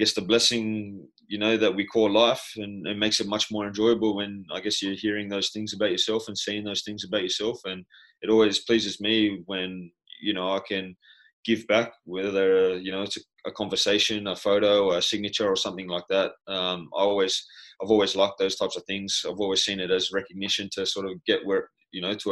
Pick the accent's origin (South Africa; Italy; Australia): Australia; moved away as an adult; now in Brighton, United Kingdom; both being Australian, growing up in the same area, going to school together.